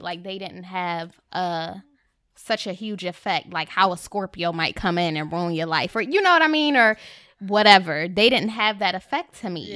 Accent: Rochester, New York, United States; moved away; I'm from Rochester, upstate New

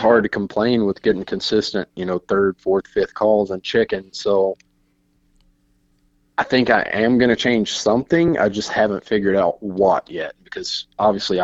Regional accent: Eastern North Carolina, United States; moved away; where I grew up in Eastern North Carolina

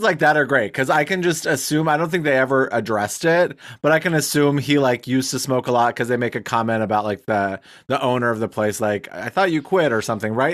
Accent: United States; also born or lived in Wyoming / Billings, Montana; now in Michigan, United States; I grew up in Wyoming, in Billings, Montana

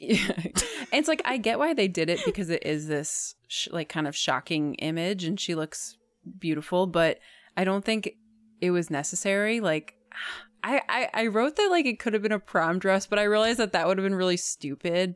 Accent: New Jersey, United States; it's set in my hometown essentially and their high school straight up looks like my high school

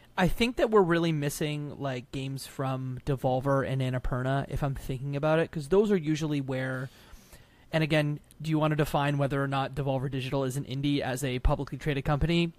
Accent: Canada; I'm Canadian. I'm the Canadian between the three of us.

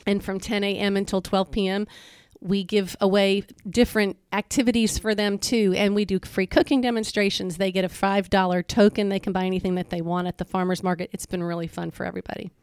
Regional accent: Florida, United States; moved away as an adult; also born or lived in Memphis, Tennessee / Nashville area, Tennessee; now in Hernando, United States; I'm originally from Florida.

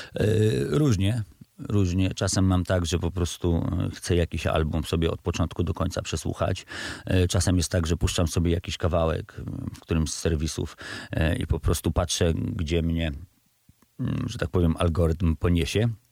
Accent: Radom, Masovian Voivodeship, Poland; moved away as an adult; also born or lived in Września; mój młodzieńczy Radom

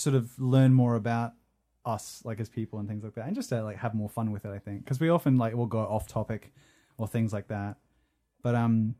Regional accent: Scotland, United Kingdom; moved away; I'm like Scottish. Yeah. Like, was born there

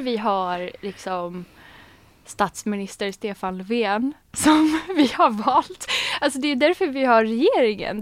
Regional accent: Sweden; jag är född um, i Sverige

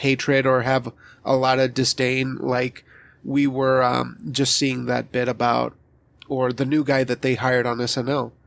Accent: Wyoming, United States; I was raised in Wyoming

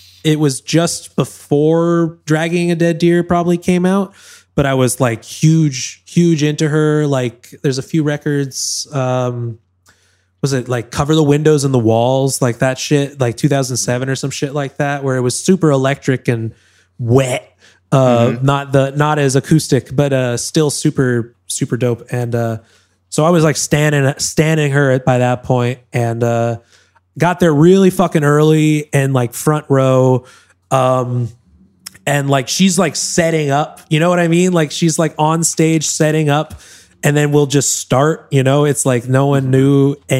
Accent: Newton, Massachusetts, United States; moved away; Boston, Massachusetts, where I'm from. Newton, Mass, outside of Boston

